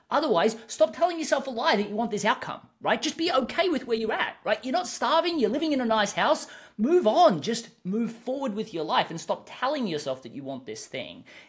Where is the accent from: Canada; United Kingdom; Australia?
Australia; I'm an Australian, so I tend to speak a little bit faster